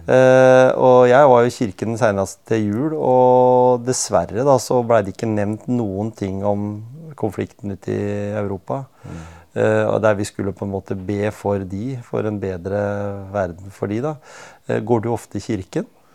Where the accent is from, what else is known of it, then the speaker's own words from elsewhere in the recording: Norway; vi som nordmenn